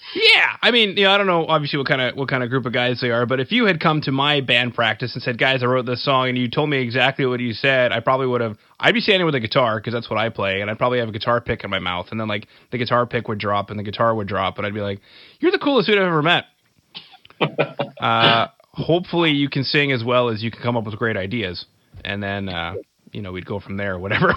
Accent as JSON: {"language": "English", "country": "Canada", "said": "I'm from Canada"}